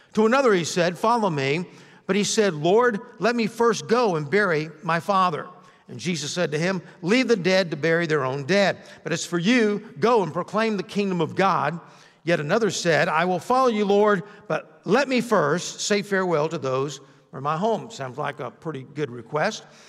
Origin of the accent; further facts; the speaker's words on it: Athens, Georgia, United States; moved away as an adult; now in Florida, United States; I'm from Athens, Georgia. You could throw a rock from my high school, uh, yard and hit the fraternity houses